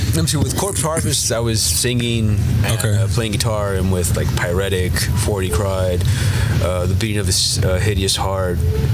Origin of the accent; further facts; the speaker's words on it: El Paso, Texas, United States; Born and raised in El Paso